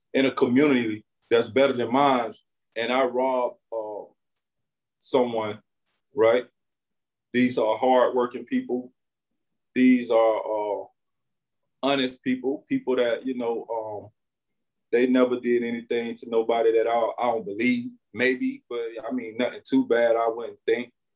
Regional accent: Winter Haven, Florida, United States; I'm from Winter Haven, Florida. Um, I was born and raised right here in the same community

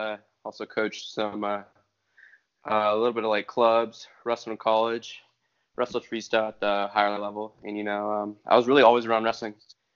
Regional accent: California, United States; born there; also born or lived in Arizona; Yeah, I was born in California. I started wrestling in Arizona.

